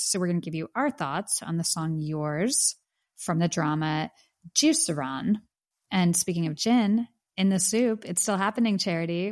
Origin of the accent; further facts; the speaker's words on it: Pittsburgh, Pennsylvania, United States; moved away; my hometown of Pittsburgh